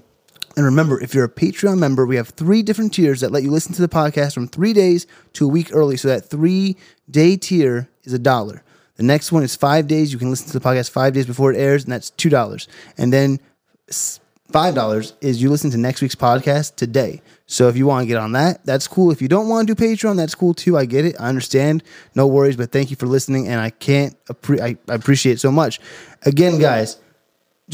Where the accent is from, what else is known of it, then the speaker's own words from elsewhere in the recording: New Jersey, United States; moved away; I'm from Jersey originally